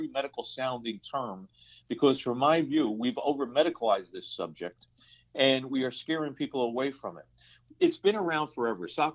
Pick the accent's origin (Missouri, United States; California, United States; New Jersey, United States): New Jersey, United States; Paterson; moved away as an adult; also born or lived in New York City / Florida; I'm a Paterson, New Jersey guy. I grew up in Paterson, New Jersey